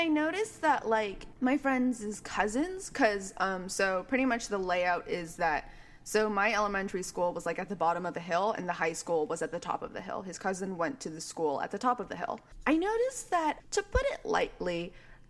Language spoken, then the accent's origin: English; Walnut, California, United States; I grew up in Walnut, California